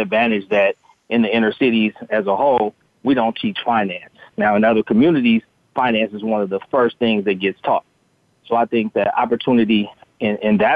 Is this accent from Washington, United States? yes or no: no; Los Angeles, California, United States; growing up in Los Angeles